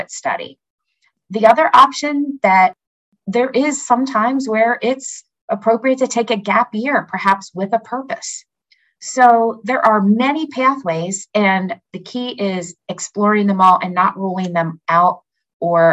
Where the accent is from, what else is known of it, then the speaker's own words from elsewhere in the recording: Pennsylvania, United States; I'm from Pennsylvania